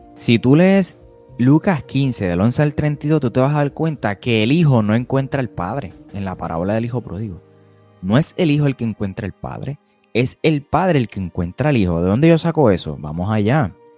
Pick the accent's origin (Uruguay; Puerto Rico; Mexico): Puerto Rico; soy de Puerto Rico, residente